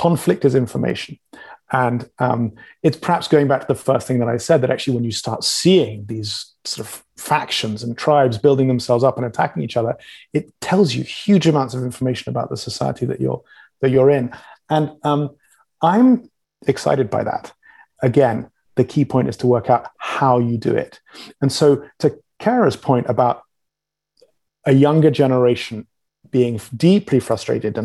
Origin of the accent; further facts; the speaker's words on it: England, United Kingdom; I'm English